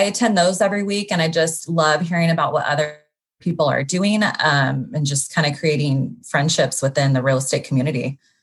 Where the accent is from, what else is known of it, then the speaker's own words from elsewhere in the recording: Sacramento, California, United States; moved away as an adult; now in Los Angeles, United States; I'm from Sacramento, uh, grew up there, went to Sacramento State